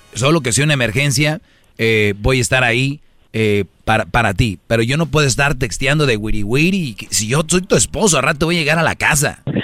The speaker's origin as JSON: {"language": "Spanish", "country": "Mexico", "said": "la mayoría somos mexicanos"}